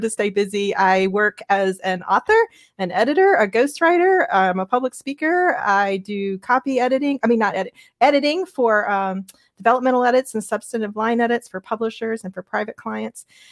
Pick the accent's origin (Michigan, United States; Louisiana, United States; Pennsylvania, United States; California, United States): Louisiana, United States; moved away as an adult; I'm a Louisiana girl, I grew up in Louisiana and stayed there all the way from my birth all the way through after grad school at L S U in Baton Rouge